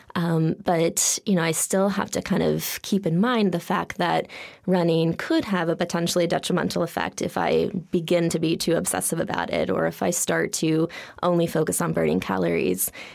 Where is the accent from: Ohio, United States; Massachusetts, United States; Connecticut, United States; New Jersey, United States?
Massachusetts, United States; Holliston; I grew up outside of Boston, Massachusetts.